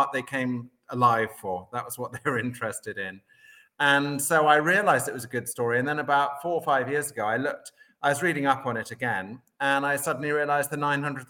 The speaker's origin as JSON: {"language": "English", "region": "England", "country": "United Kingdom", "tie": "born or raised there", "said": "when I was growing up in England"}